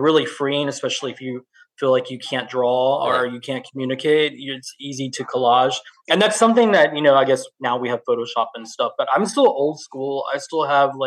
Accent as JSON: {"language": "English", "town": "Liberty", "region": "Texas", "country": "United States", "tie": "born or raised there", "said": "I grew up in Liberty, which was near, you know, Houston"}